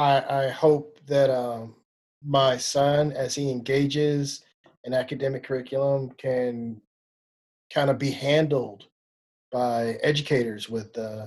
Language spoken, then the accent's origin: English; Oakland, California, United States; I'm from Oakland, California